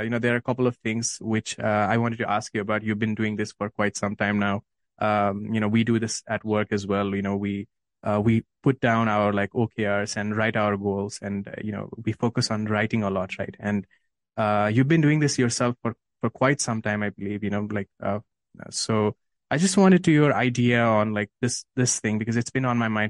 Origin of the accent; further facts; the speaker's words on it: Nepal; I'm from Nepal